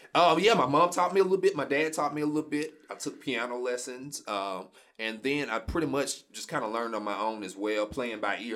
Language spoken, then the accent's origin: English; Shreveport, Louisiana, United States; I'm born and raised Shreveport, Louisiana